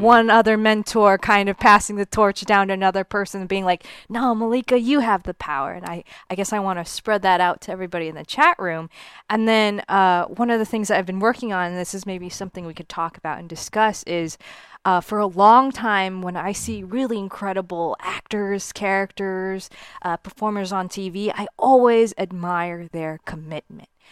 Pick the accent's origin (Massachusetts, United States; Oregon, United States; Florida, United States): Florida, United States; Miami; moved away; when I was a kid growing up in South Florida